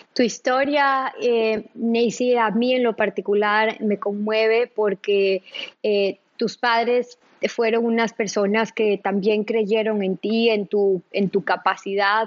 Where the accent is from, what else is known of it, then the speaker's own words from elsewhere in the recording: Ecuador; nosotras como ecuatorianas